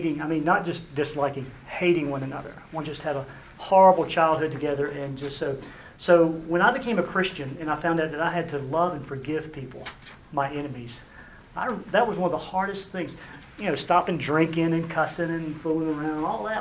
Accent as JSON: {"language": "English", "region": "South Carolina", "country": "United States", "said": "I'm from South Carolina"}